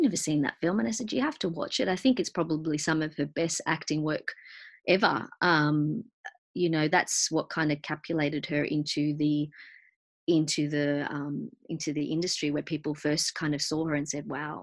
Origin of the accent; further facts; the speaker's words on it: Argentina; growing up being South American, myself being Argentinian